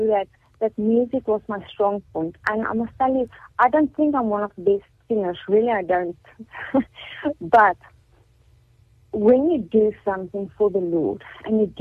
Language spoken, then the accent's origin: English; Carletonville, Gauteng, South Africa; I've been born and bred in Carltonville